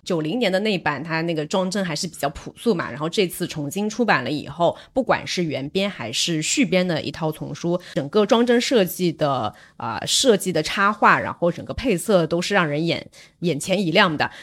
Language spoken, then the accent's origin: Chinese; Zhejiang, China; 我作为一个浙江人